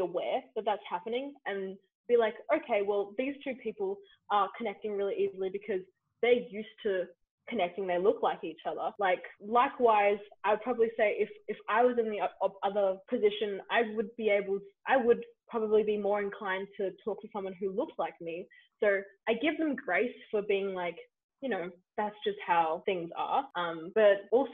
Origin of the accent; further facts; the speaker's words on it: Australia; as Australian volunteers